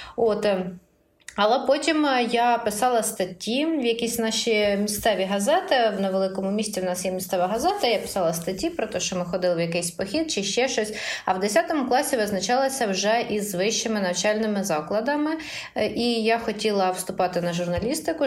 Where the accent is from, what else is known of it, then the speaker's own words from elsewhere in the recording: Poltava Oblast, Ukraine; moved away as an adult; я з Полтавщини